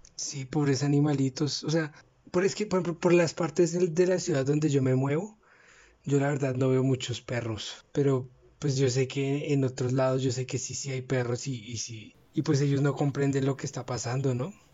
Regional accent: Colombia; aquí en Colombia nosotros somos como muy fanáticos del deporte

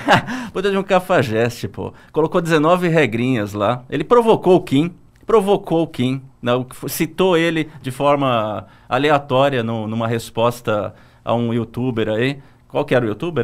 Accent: Santo André, São Paulo, Brazil; eu sou de Santo André

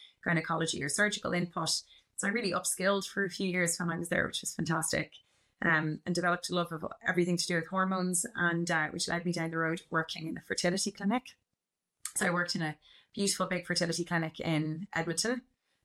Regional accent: Dublin, Leinster, Ireland; also born or lived in Canada; I am a GP and I'm from Dublin, and then I moved to Canada in 2014

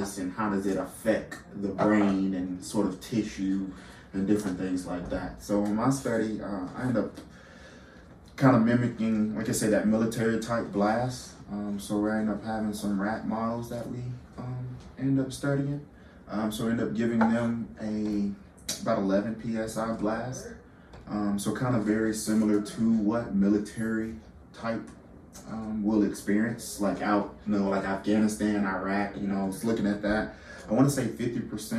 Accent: LaGrange, Georgia, United States; I'm originally from LaGrange, Georgia. So about an hour south of Atlanta.

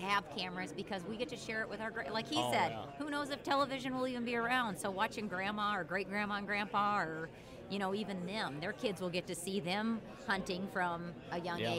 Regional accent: Southern Illinois, United States; now in Minnesota, United States; I'm originally from Southern Illinois.

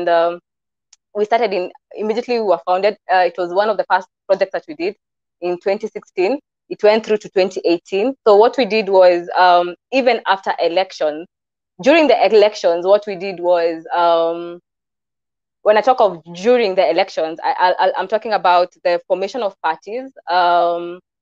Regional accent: Kikuyu, Central Kenya, Kenya; I'm from the Kikuyu culture

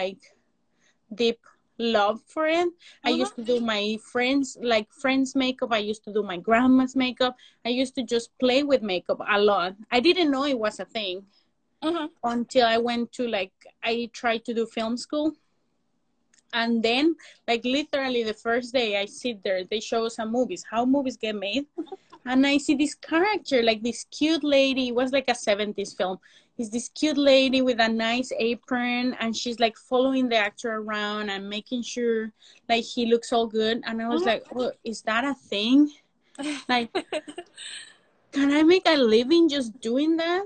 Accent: Mexico City, Mexico; English is a second language; moved away as an adult; Latina makeup artist, born and raised in Mexico City. I just have 5 years living here.

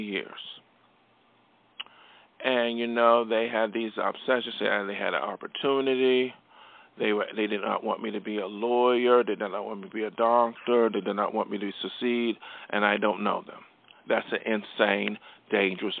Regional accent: Buffalo, New York, United States; from my hometown of Buffalo, New York, I came from humble beginnings

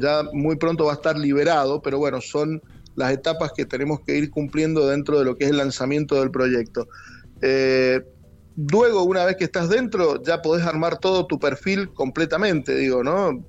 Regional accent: Mendoza, Argentina; soy de Mendoza

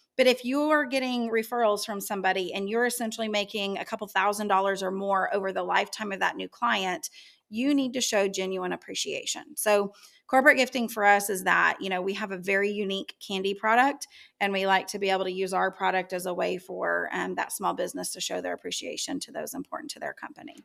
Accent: Yukon, Oklahoma, United States; growing up in Yukon

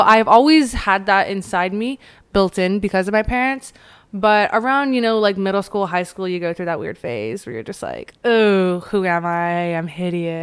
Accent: Chino Hills, California, United States; growing up in Chino Hills, I lived pretty close to Anaheim

